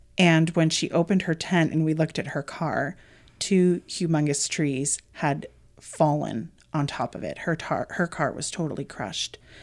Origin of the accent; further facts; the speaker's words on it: Connecticut, United States; moved away as an adult; now in Arizona, United States; I was born and raised in Connecticut.